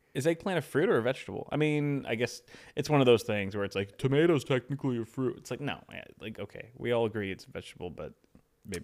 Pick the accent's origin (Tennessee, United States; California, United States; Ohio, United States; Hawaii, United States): California, United States; Los Angeles; we're from L